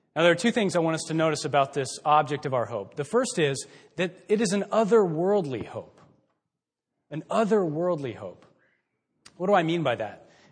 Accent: Texas, United States; moved away as an adult; also born or lived in Billings, Montana; now in Mansfield, United States; we're from Texas

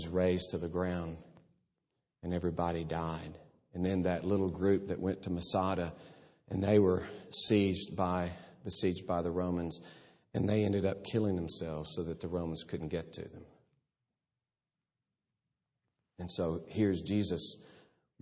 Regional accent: Fort Worth, Texas, United States; there's Fort Worth. It ain't Jerusalem, but it's my hometown

